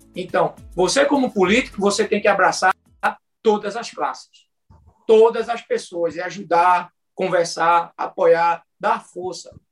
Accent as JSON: {"language": "Portuguese", "town": "Moreno", "region": "Pernambuco", "country": "Brazil", "tie": "born or raised there", "said": "eu sou nascido e criado em Moreno"}